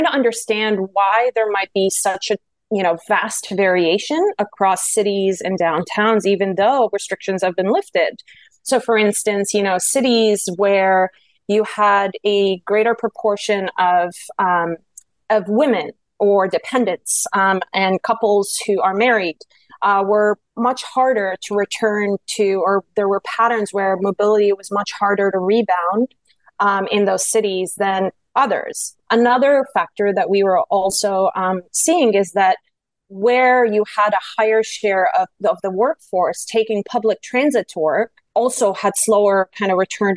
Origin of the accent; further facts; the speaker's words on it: Kingston, Ontario, Canada; Kingston, which is my hometown